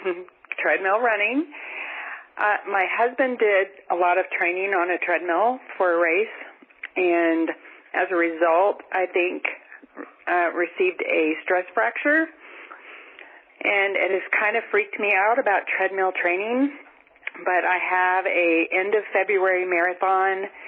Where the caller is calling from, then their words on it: Germany; I'm calling from Germany